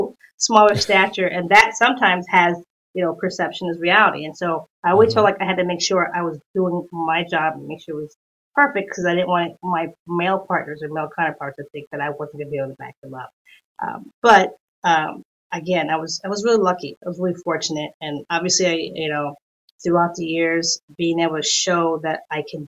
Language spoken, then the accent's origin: English; New York City, New York, United States; moved away as an adult; now in San Diego area, United States; growing up in New York